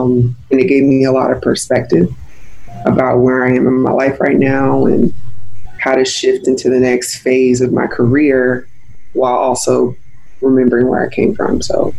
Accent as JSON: {"language": "English", "region": "Mississippi", "country": "United States", "also_born_or_lived": "Germany / Virginia", "said": "But I went to high school in Virginia, the DC area, so a lot of people assume I'm from Virginia, but I'm actually from Mississippi."}